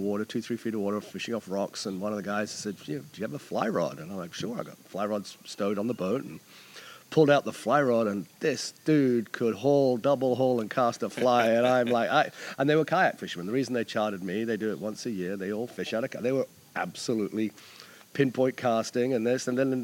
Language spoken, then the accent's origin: English; New Zealand; moved away as an adult; now in Annapolis, United States; I'm originally from New Zealand and traveled all over the world before I wound up in Annapolis